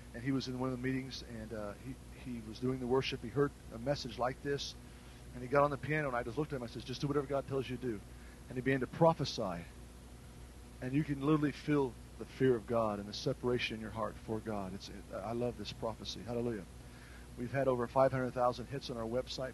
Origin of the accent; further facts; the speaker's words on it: United States; I'm an American citizen